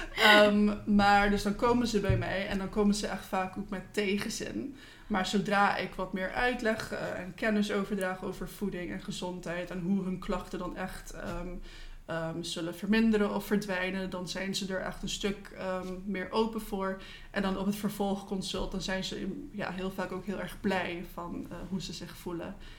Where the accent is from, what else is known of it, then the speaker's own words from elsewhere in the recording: Curaçao; also born or lived in Netherlands; ik kom oorspronkelijk uit Curaçao. Daar ben ik geboren en getogen.